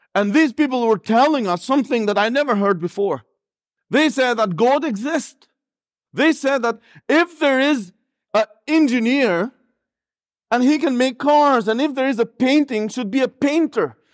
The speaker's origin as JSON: {"language": "English", "country": "Albania", "tie": "born or raised there", "also_born_or_lived": "Northern Ireland", "accent": "a bit of Northern Irish accent", "second_language": "English", "moved": "yes", "said": "I was born and raised there"}